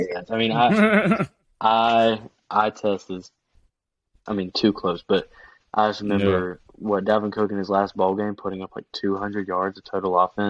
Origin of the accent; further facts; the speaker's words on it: Georgia, United States; I'm from Georgia. I've never been to Oregon